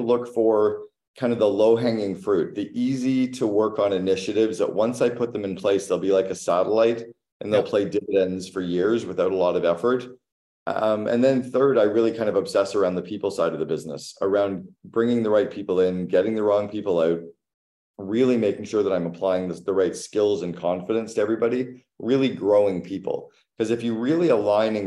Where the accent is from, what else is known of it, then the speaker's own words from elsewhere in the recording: Canada; I'm Canadian